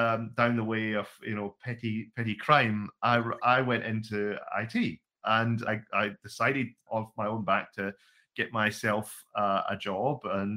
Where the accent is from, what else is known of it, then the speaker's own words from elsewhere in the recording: Scotland, United Kingdom; now in Wellington, New Zealand; Originally, I'm from Scotland.